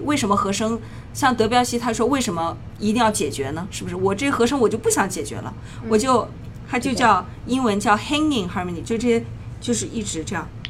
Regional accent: Shenzhen, Guangdong, China; now in New York, United States; 国内，我一直是在 哦 深深圳啊，对， 哦 学的琴

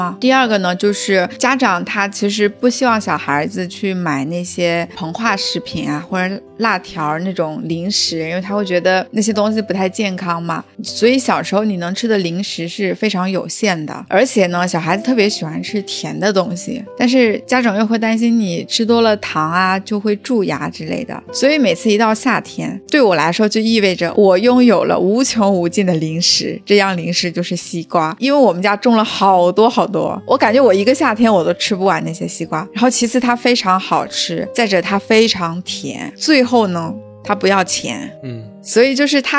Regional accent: southern China, China; 我作为南方人来说啊

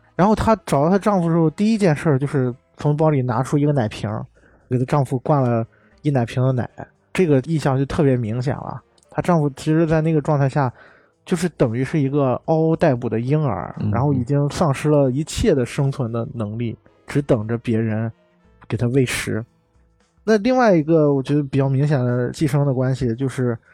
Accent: China; 对于我们中国人来说

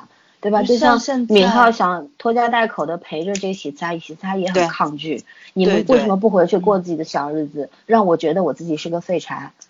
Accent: China; 从从我们中国人的说法来说，

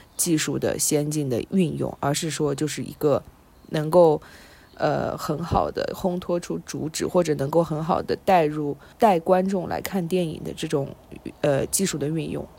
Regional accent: China; moved away as an adult; 我是从中国来的

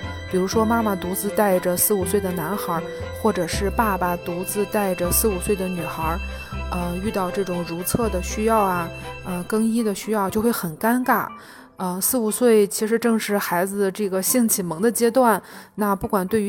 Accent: Jinan, Shandong, China; 我是来自济南的妈妈

